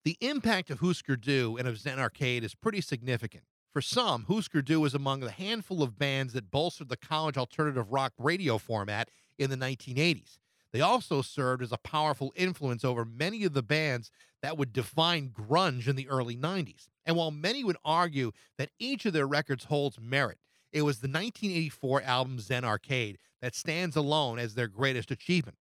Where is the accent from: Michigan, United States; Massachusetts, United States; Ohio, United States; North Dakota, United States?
Massachusetts, United States; small town south of Boston; moved away as an adult; also born or lived in Milwaukee, Wisconsin; I had grown up in a small town forty-five minutes south of Boston, a sheltered little place of less than nine thousand people.